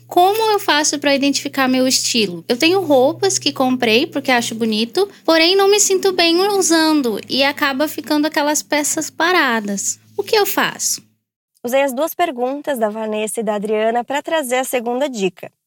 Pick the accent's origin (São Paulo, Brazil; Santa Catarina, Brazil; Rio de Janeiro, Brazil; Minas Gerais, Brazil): Rio de Janeiro, Brazil; Eu tenho 29 anos, eu sou do Rio de Janeiro.